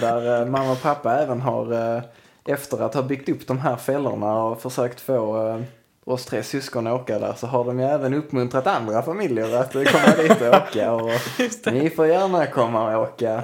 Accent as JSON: {"language": "Swedish", "country": "Sweden", "said": "vi svenskar"}